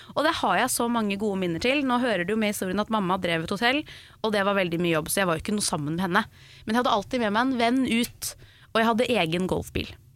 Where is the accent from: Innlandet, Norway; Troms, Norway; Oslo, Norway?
Oslo, Norway; moved away as an adult; now in Nærsnes, Norway; Jeg har vokst opp midt i Oslo sentrum